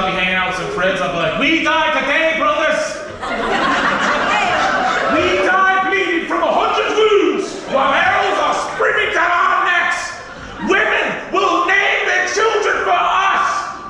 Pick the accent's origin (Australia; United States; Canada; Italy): United States; Ohio; I have nothing against immigrants. I love immigrants. I'm an immigrant from Ohio.